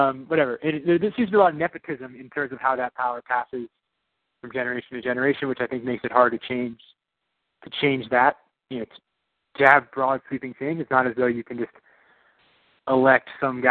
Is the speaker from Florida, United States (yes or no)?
no; New York, United States; born there; also born or lived in Illinois; I was born in New York. That's where my family's from.